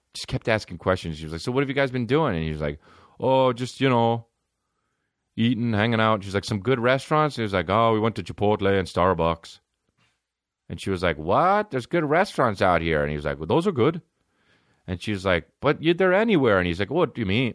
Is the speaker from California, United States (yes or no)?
yes; Los Angeles, California, United States; I'm from L A.